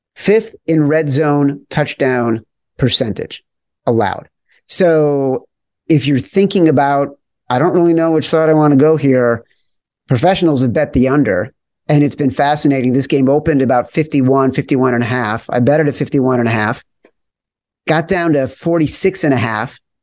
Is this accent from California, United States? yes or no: no; Chicago, Illinois, United States; I grew up in Chicago